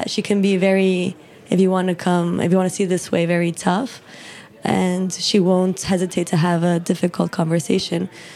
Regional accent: Mexico City, Mexico; moved away as an adult; also born or lived in New York, United States; now in United States; I'm from Mexico City. I was originally born in New York and grew up there until I was 8 years old. And then afterwards, I moved to Mexico. So I've been living there for the past 18 years

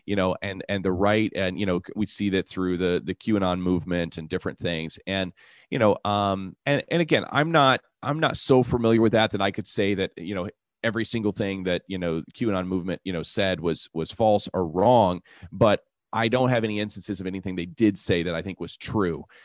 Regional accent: United States; I'm an American

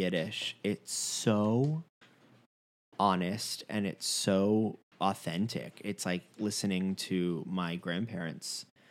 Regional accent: Fort Lauderdale, Florida, United States; accent: New York; also born or lived in Long Island, United States; I'm originally from Long Island and I was raised in Fort Lauderdale and I wasn't talking until I was 3.

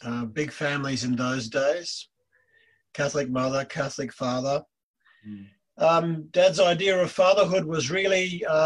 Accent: Perth, Western Australia, Australia; I was born in Perth, Western Australia, and I was born to a migrant mother

